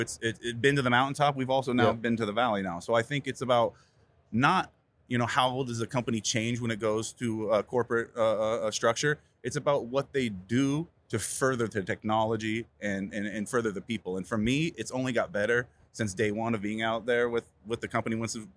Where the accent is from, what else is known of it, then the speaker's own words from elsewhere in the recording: Calaveras County, Northern California, United States; moved away as an adult; now in Southern California, United States; I'm from originally Northern California, and up there in the first county to go legal in the state, Calaveras County.